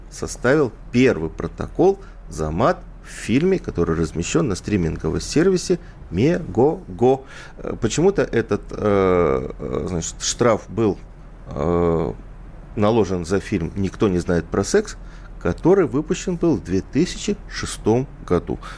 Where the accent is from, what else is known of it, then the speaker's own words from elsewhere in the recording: Odesa, Odesa Oblast, Ukraine; Я вот вырос в Одессе, я вырос э, в районе Молдаванки, да, где, в общем-то, Шпана говорила.